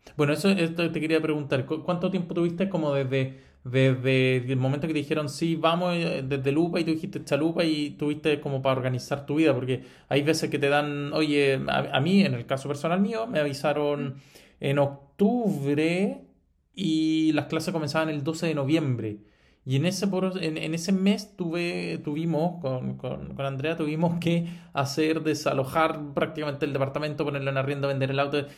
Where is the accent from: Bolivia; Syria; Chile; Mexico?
Chile; nosotros como chilenos